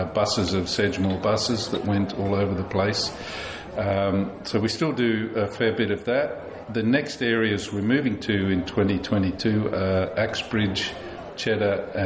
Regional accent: Tasmania, Australia; moved away as an adult; also born or lived in Sydney; now in Somerset, United Kingdom; No, I'm from Australia. I originally grew up in Tasmania and lived most of my life in Sydney.

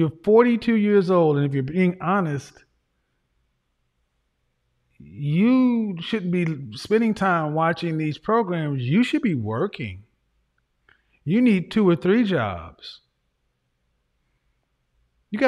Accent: Oklahoma, United States; I'm from Oklahoma.

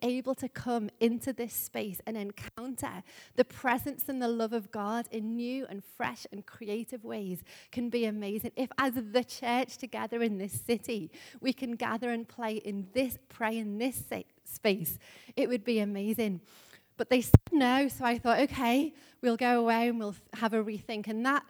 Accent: Liverpool, North West England, United Kingdom; you may know I'm from Liverpool, if you haven't been already able to tell. But a number of years ago when I was living in Liverpool

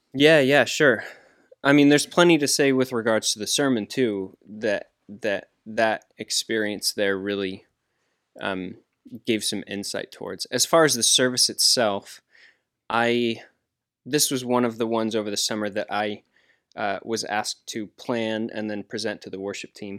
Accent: United States; I'm American

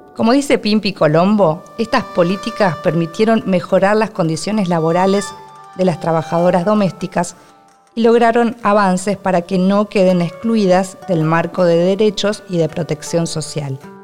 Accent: Argentina; soy argentina y escritora

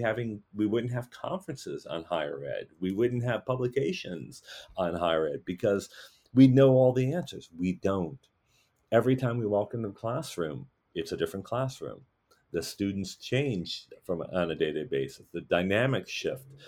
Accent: Wisconsin, United States; I've a very privileged white guy, you know, growing up in Wisconsin

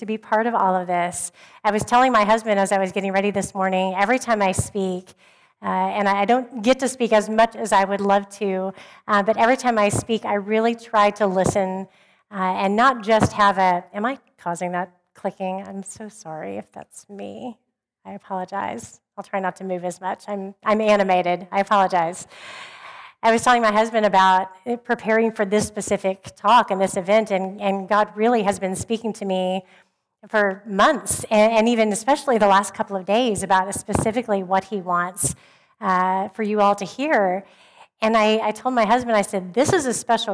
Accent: Oklahoma, United States; I grew up in Oklahoma, where everybody called themselves a Christian

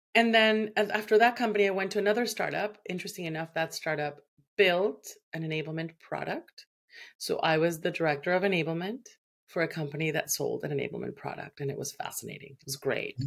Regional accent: Venezuela; moved away as an adult; now in Canada

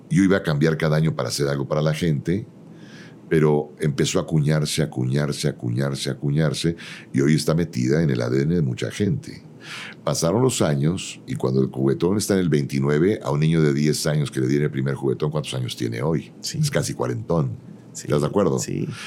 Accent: Ciudad Satélite, State of Mexico, Mexico; Yo, de Ciudad Satélite para el Mundo.

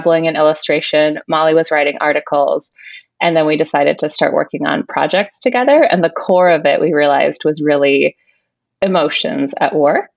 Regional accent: Chicago, Illinois, United States; moved away; also born or lived in San Francisco / New York; I'm originally from the Chicago area

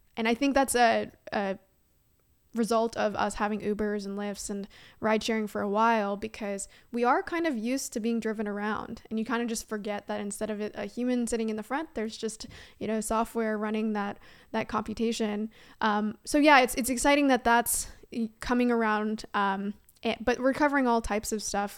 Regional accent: Canada; moved away as an adult; now in San Francisco, United States; I am Canadian at heart

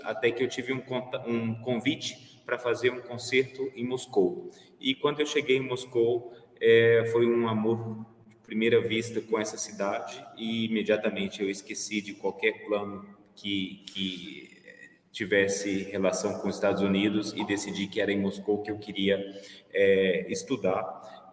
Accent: Belo Horizonte, Minas Gerais, Brazil; moved away; also born or lived in Vienna / France; nasci em Belo Horizonte em 1982

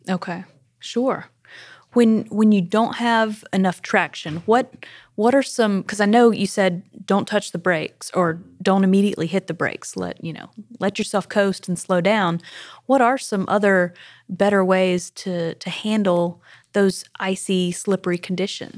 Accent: South Carolina, United States; now in Tennessee, United States; I am from South Carolina.

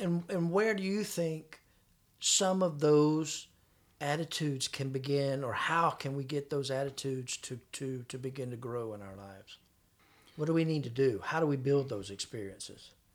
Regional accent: Florida, United States; I was from Florida

